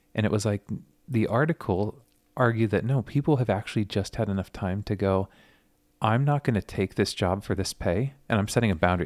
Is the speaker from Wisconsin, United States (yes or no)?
no; Southern California, United States; growing up in Southern California, Friday nights, guitars on the beach with my youth group.